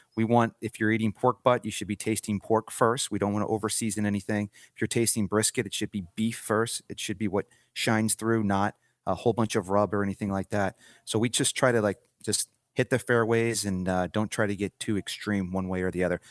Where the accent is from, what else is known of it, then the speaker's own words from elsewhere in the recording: St. Louis, Missouri, United States; moved away as an adult; now in Denver, United States; born and raised in Saint Louis, Missouri.